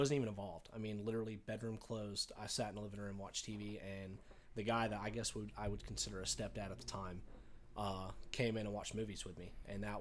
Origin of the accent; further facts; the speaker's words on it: Loganville, Georgia, United States; also born or lived in Walnut Grove; I grew up in Loganville